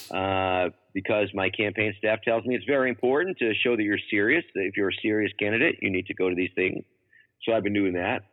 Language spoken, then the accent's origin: English; Massachusetts, United States; moved away; also born or lived in Baltimore, Maryland; my home state of Massachusetts